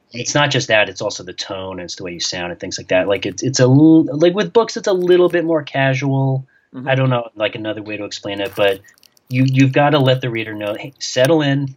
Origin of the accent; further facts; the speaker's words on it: New York, United States; moved away; I grew up in New York